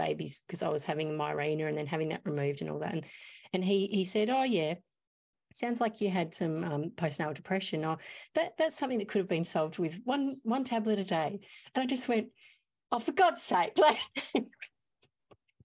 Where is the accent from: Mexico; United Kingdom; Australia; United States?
Australia; Mount Gambier, South Australia; I'm from Mount Gambier. We're a small town